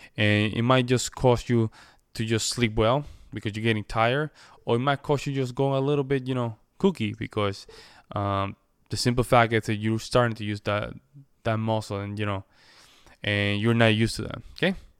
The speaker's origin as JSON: {"language": "English", "country": "Puerto Rico", "first_language": "Spanish", "second_language": "English", "said": "I'm a Spanish speaker by nature, right? I, I, I come from the Commonwealth of Puerto Rico."}